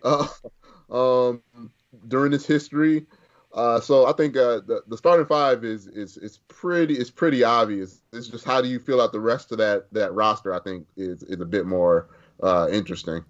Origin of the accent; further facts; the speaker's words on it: Chicago, Illinois, United States; I grew up in West Inglewood